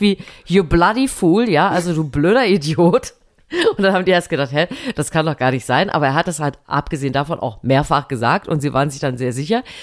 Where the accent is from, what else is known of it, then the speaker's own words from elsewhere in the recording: Thuringia, Germany; moved away; heute fahre ich in meine alte Heimat nach Thüringen